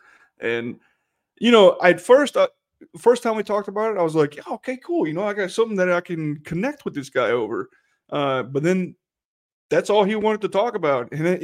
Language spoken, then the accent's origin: English; Shenandoah, Virginia, United States; I was from Shenandoah, Virginia